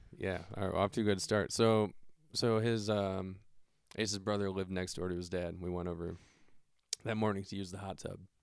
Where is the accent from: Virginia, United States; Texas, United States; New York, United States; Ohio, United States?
Ohio, United States; Solon; also born or lived in Akron, Ohio; when I was one, I moved into the house that my dad still lives in.